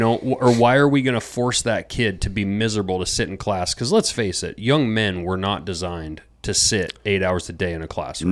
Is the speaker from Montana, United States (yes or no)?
yes; Montana, United States; I grew up in Montana.